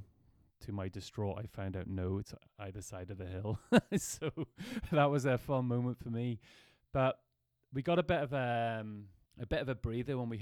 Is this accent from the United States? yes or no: no; Ireland; we're from Ireland